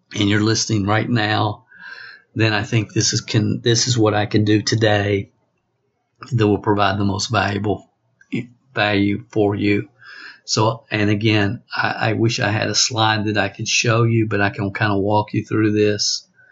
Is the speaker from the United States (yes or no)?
yes; the South, United States; accent: Southern; I was born in in the South and have a Southern accent